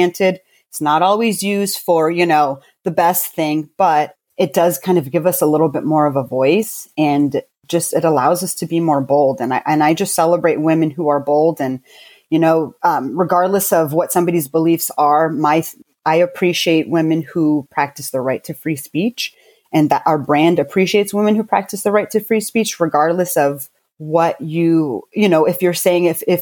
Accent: Fort Lewis, Washington, United States; born there; I was born in Fort Lewis, Washington State. So I'm an Army brat, I guess you can say.

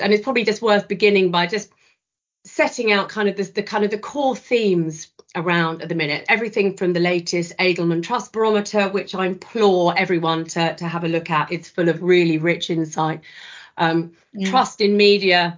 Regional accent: the south of England, United Kingdom; not being from the north, I am a Southerner through and through

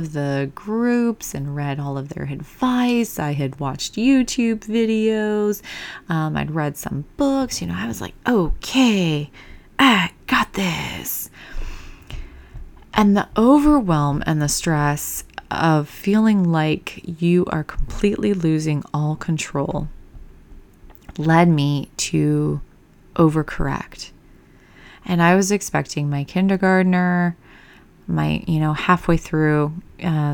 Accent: Michigan, United States; moved away; my home state of Michigan, the small town I went through, we had everything from preschool

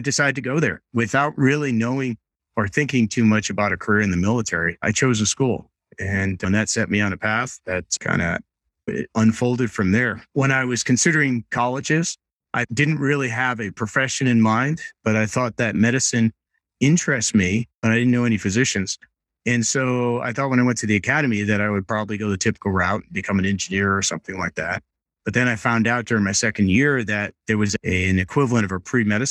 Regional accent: Rhode Island, United States; Growing up, I grew up in Rhode Island.

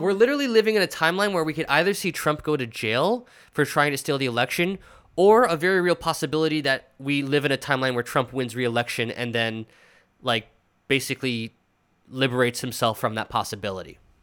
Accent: New York City, New York, United States; as a New Yorker

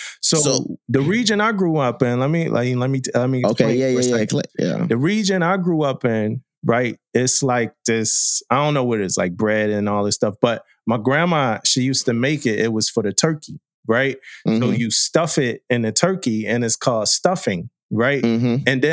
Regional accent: East Coast, United States; and I'm from the East Coast.

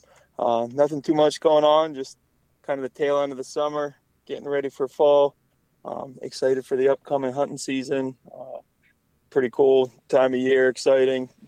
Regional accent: North Central Pennsylvania, United States; I grew up in North Central Pennsylvania

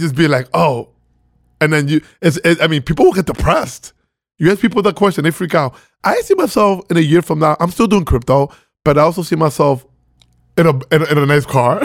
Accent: Venezuela; now in New York, United States; I was born in Venezuela, uh, two Dominican parents

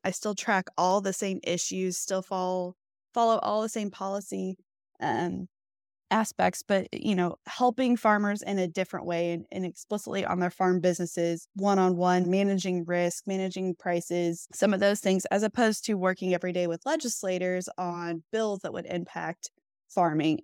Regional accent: Fishers, Indiana, United States; I was born and raised in Fishers, Indiana

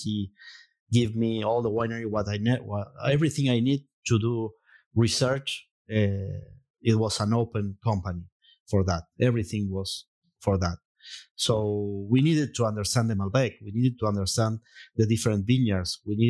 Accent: Jujuy, Argentina; English is a second language; I'm from Jujuy, cielo arriba.

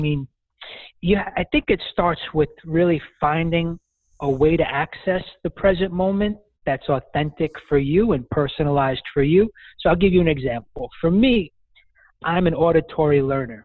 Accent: New York City, New York, United States; accent: Brooklyn; I hail from Brooklyn, New York, and I currently live there now

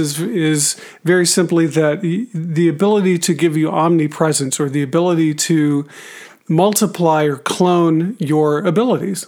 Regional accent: Arizona, United States; moved away; I'm originally from Arizona, and we howdy just as well as anybody

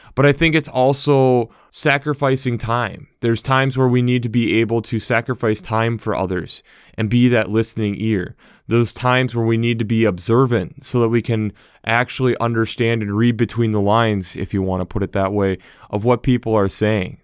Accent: United States; as an American

